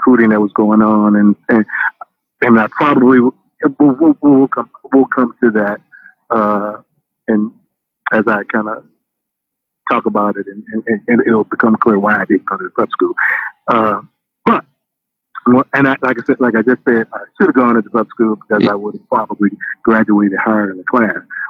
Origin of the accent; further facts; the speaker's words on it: St. Louis, Missouri, United States; I grew up in North St. Louis